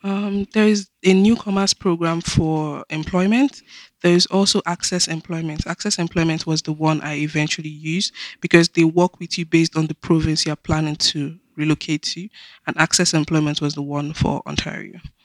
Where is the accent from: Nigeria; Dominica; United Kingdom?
Nigeria; moved away as an adult; now in Canada; Nigeria, which is my home country